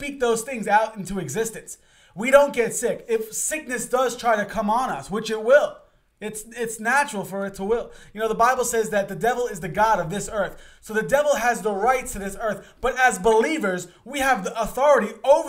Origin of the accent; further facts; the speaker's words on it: New York City, New York, United States; I'm originally from Queens, Long Island area